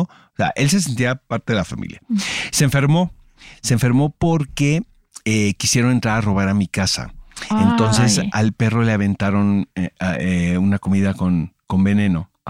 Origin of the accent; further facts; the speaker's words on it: Mexico; como mexicanos